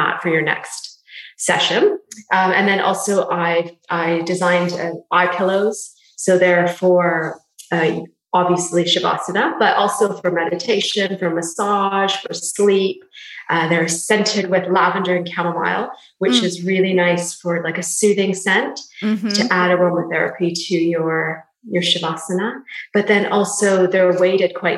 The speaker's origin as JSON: {"language": "English", "country": "Canada", "moved": "as an adult", "lives_now": "London, United Kingdom", "said": "I'm Canadian as well as you, but I'm based in London now, been here for 15 years."}